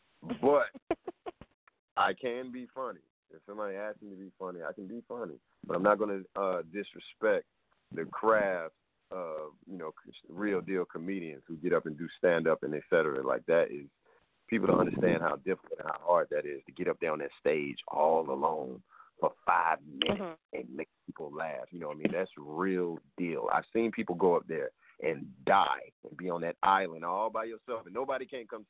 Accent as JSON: {"language": "English", "town": "Atlanta", "region": "Georgia", "country": "United States", "tie": "born or raised there", "moved": "as an adult", "lives_now": "Los Angeles, United States", "said": "I'm from Atlanta all day. I'm going to rep Atlanta forever."}